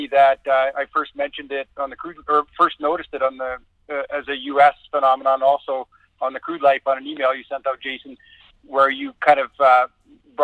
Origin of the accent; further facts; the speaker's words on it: Canada; I am born and raised in Canada. I'm from a farming community that's so small, no one would know where it is. It's kind of straight north of North Dakota, a couple hundred miles, kind of on the edge of the tree line.